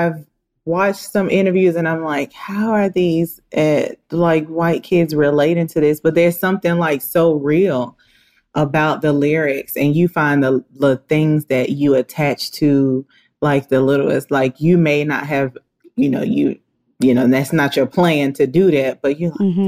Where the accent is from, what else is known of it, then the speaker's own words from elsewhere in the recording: New York City, New York, United States; now in Atlanta, United States; I'm from Harlem originally, but I've been in Atlanta since 93